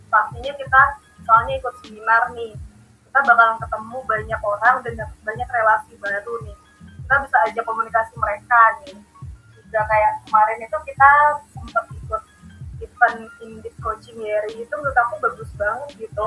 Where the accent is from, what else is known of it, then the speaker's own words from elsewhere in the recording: Bekasi, West Java, Indonesia; Aku dari Bekasi nih asalnya